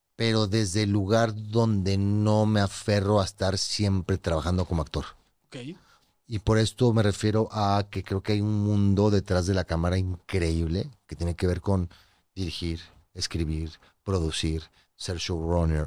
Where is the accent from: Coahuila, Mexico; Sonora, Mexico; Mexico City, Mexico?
Coahuila, Mexico; Torreón; moved away; a Torreón de donde soy